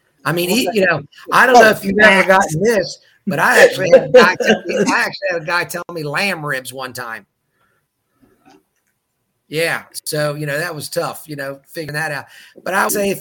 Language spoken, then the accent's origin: English; Baltimore, Maryland, United States; moved away as an adult; also born or lived in New York; now in North Carolina, United States; I grew up in Baltimore City, Maryland